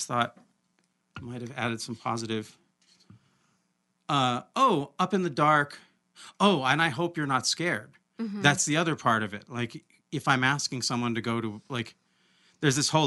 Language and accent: English; Olympia, Washington, United States; I come from Olympia, so I've lived in these contradictions my whole life